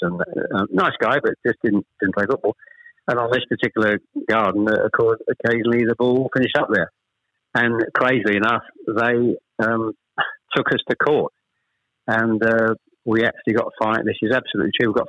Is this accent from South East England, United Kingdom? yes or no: no; Chelmsford, East of England, United Kingdom; also born or lived in Ashton-under-Lyne; I was born in Ashton-under-Lyne. We actually moved south to Chelmsford when I was probably, I was the eldest of three, when I was probably about 7 or 8